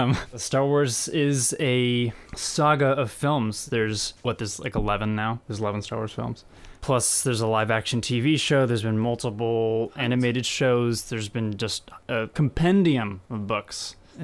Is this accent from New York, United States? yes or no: no; Indiana, United States; moved away as an adult; now in California, United States; I'm from Indiana. I grew up there.